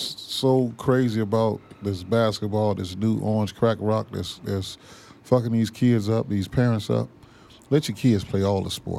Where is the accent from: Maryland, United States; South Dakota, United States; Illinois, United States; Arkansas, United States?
Illinois, United States; Chicago; Niggas in Chicago where I'm born and raised at.